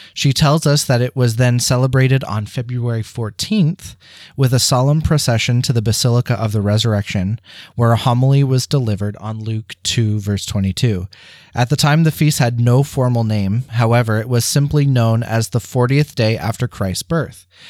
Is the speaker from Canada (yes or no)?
yes; St. Thomas, Ontario, Canada; in St. Thomas at Holy Angels, where I received all of my sacraments